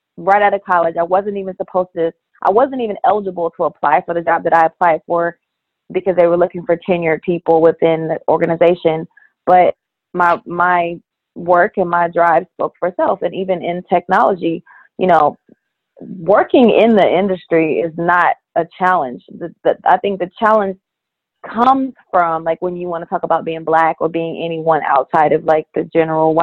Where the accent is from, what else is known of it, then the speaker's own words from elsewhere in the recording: Columbus, Ohio, United States; I'm born and raised in Columbus, Ohio